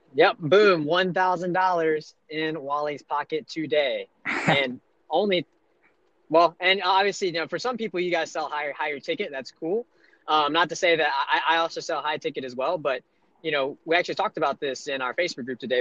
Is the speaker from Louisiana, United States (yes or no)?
yes; Monroe, Louisiana, United States; moved away; I'm from uh, the redneck part of Louisiana, northeast Louisiana, Monroe